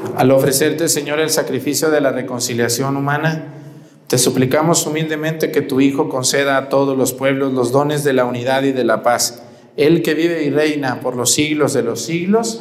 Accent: Mexticacán, Jalisco, Mexico; moved away; Yo donde nací, Mesticacán, un pueblo donde la cristera fue algo muy fuerte

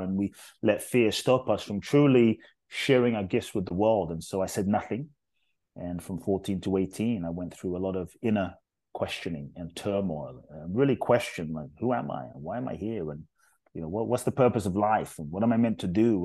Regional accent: London, United Kingdom; also born or lived in Ghana; now in United States; I grew up in London, um, South London, actually, Brixton, Peckham, um, Thornton Heath, um, Dulwich

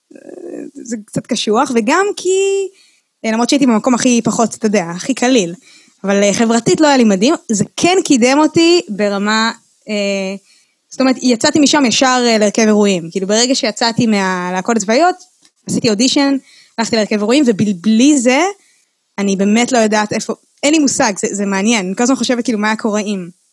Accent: Ra'anana, Central District, Israel; first language Hebrew; אני גדלתי ברעננה

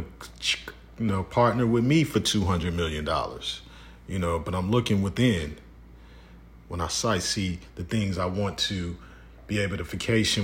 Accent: Detroit, Michigan, United States; my hometown at a barbershop. I won't say where, but at a barbershop in Detroit

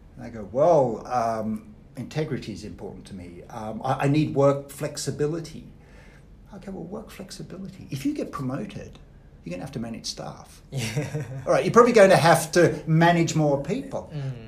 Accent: Australia; moved away; I grew up in Australia. My parents are Austrian.

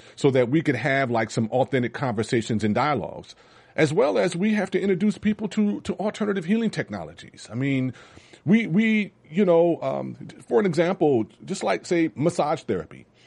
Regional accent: Los Angeles, California, United States; growing up in Watts was challenging.

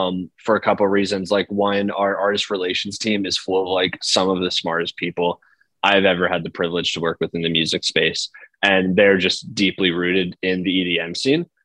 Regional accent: outside of Philadelphia, Pennsylvania, United States; I grew up like outside of Philly, and so I grew up with like the Philly rap drill scene.

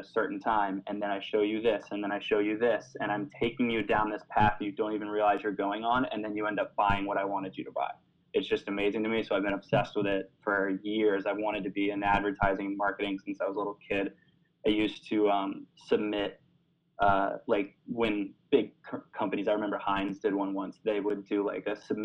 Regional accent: Florida, United States; moved away as an adult; also born or lived in New York City; I'm originally from Florida

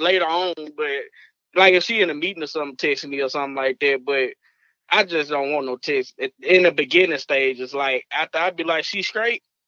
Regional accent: Arkansas, United States; I'm from Arkansas

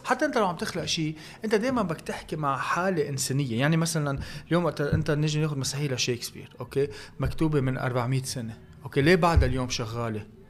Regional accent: Lebanon; الكلتور تبعنا نحن كلبنانيه

